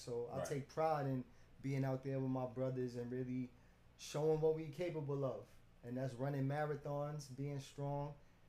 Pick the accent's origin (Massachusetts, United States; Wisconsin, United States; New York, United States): New York, United States; New York City; born and raised in Brooklyn, downtown Gowanus.